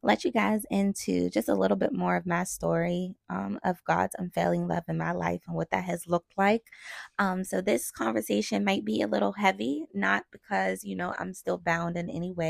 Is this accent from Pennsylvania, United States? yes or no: yes; McKeesport, Pennsylvania, United States; I grew up in McKeesport, Pennsylvania. That's where I'm originally from